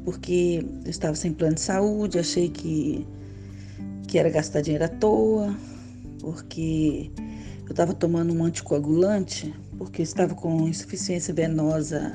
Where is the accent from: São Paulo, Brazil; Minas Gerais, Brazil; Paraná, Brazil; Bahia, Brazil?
Minas Gerais, Brazil; Tocantins; now in Rio de Janeiro, Brazil; Nasci em Tocantins, uma cidade pequena, no interior de Minas, na zona da mata. É, mas moro aqui no Rio há 25 anos.